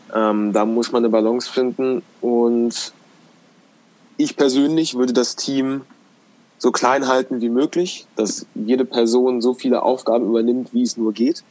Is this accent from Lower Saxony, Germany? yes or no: yes; Göttingen, Lower Saxony, Germany; bei uns in Göttingen, wo wir herkommen